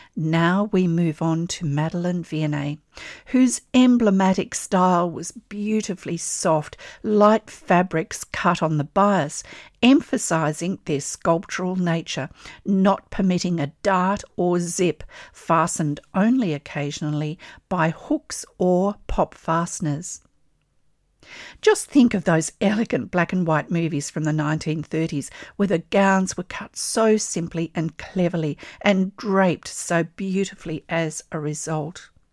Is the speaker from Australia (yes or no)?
yes; Australia; I'm an Australian textile artist